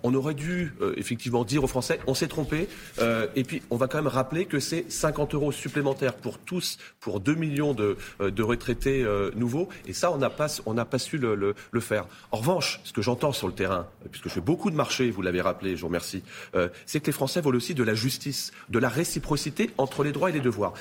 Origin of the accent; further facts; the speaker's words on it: Spézet, Brittany, France; Je suis originaire de Bretagne, dans un petit village qui s'appelle Spézet, dans le Finistère Sud